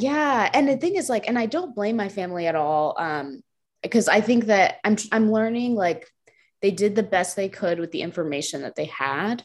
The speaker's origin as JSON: {"language": "English", "region": "New Jersey", "country": "United States", "tie": "born or raised there", "also_born_or_lived": "Lynchburg, Virginia", "moved": "as an adult", "lives_now": "Georgia, United States", "said": "I grew up um, in New Jersey, North Jersey, so, like, right across the George Washington Bridge, um, so I was there, like, born there and stayed there through, like, through college"}